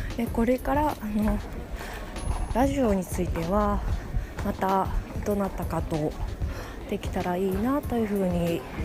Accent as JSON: {"language": "Japanese", "region": "Tokyo", "country": "Japan", "tie": "born or raised there", "said": "私は小さい時から浅草で育ちまして"}